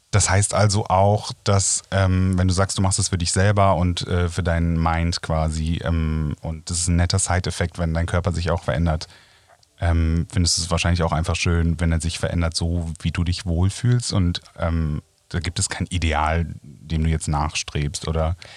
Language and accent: German; Rhineland, Germany; Ich als Rheinländer